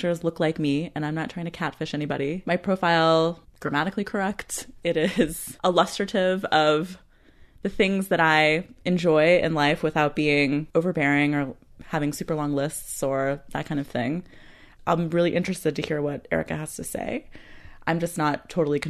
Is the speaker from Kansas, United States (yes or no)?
yes; Kansas, United States; now in Washington, United States; I grew up in Kansas.